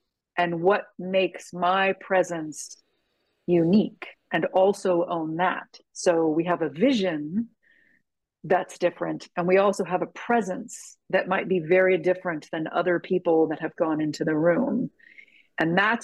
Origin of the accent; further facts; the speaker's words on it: San Francisco, California, United States; I'm from San Francisco